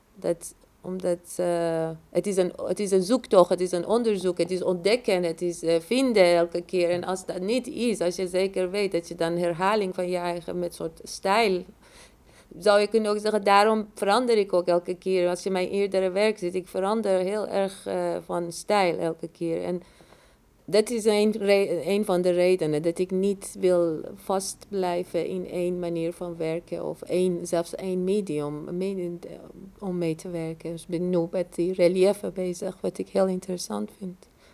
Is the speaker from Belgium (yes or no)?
no; Iran; moved away as an adult; ik ben in Iran opgegroeid, heb de revolutie meegemaakt, heb een oorlog meegemaakt en dan ook nog gevlucht